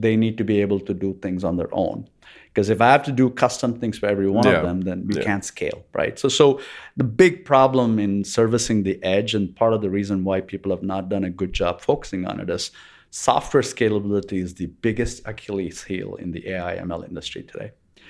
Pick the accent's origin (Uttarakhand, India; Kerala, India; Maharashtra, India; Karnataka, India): Karnataka, India; Bangalore; also born or lived in Chennai; I was born in Chennai in India. And I grew up in Bangalore in India.